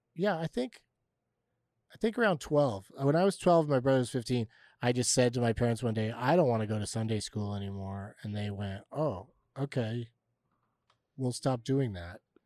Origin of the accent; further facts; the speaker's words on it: San Diego, California, United States; growing up in San Diego was pretty wild in that sense that I pretty regularly visited the beach, the mountains, and Tijuana